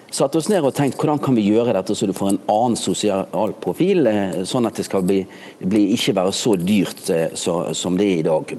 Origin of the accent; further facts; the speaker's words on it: Bergen, Vestland, Norway; moved away; jeg er jo bergenser